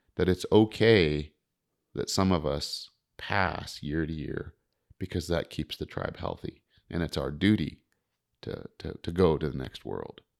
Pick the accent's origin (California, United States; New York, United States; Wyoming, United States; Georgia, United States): Wyoming, United States; Crowheart; moved away; also born or lived in Montana; growing up in Crowheart like I did or, you know, around Fort Washakie